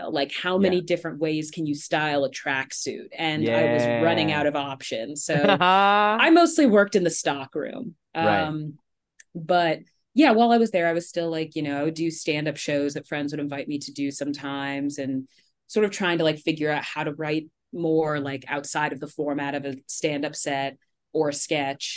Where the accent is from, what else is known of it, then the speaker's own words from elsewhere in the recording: East Coast, United States; moved away as an adult; now in Los Angeles, United States; I'm from the East Coast